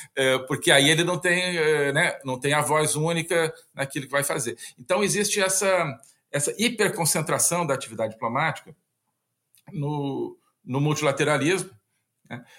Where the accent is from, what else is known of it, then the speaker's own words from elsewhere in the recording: Brasília, Federal District, Brazil; also born or lived in Porto Alegre; nasci em Porto Alegre, mas me criei em Brasília